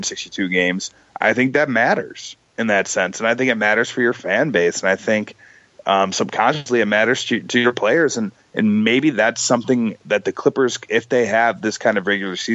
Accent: Chicago, Illinois, United States; I grew up in Chicago

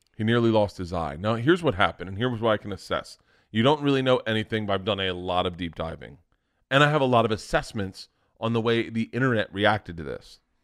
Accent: Florida, United States; growing up in Florida, you were always ended up on a beach

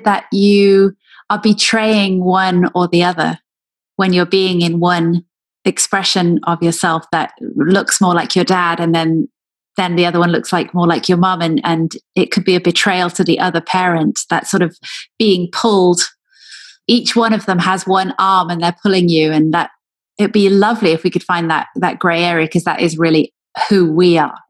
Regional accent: Wales, United Kingdom; also born or lived in England; now in United States; But also then moving to England when I was from Wales and feeling the pull between those two cultures, and then moving to America.

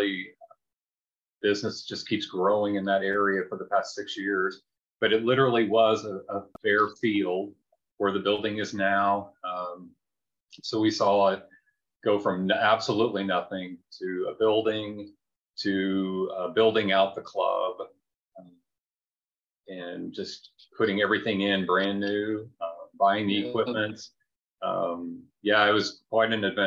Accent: Indiana, United States; moved away as an adult; also born or lived in North Carolina; I'm originally from Indiana

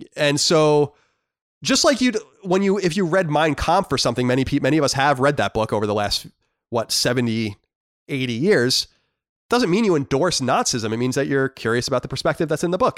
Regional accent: United States; I'm an American.

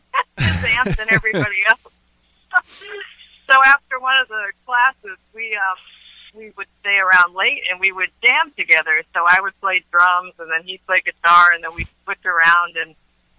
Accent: United States; also born or lived in Connecticut / Boston, Massachusetts; now in Bellingham, United States; And I'm originally from the East Coast, from Connecticut and Boston, where I spent a lot of my years.

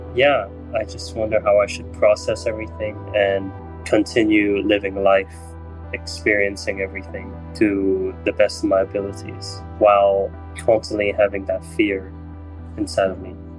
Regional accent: Hong Kong; I'm from Hong Kong

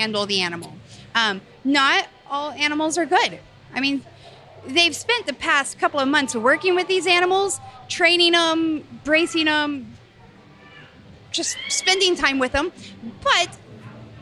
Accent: Missouri, United States; now in Arvada, United States; I grew up in Missouri

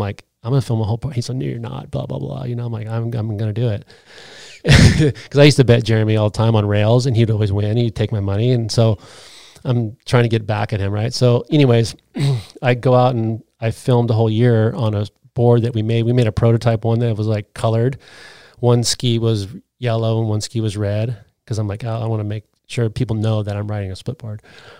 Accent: Big Bear, California, United States; now in Utah; I came from Big Bear, California, and I moved to Utah to snowboard better

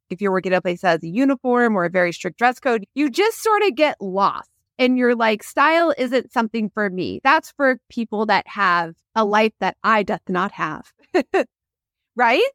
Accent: Kansas City, United States; I grew up in Kansas City

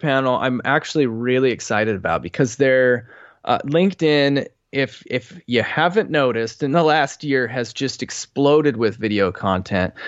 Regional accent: Boise, Idaho, United States; moved away; I grew up in Boise, Idaho

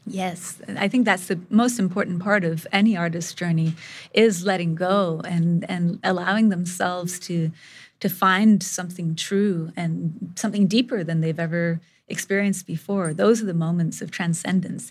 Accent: India; moved away; I grew up in India

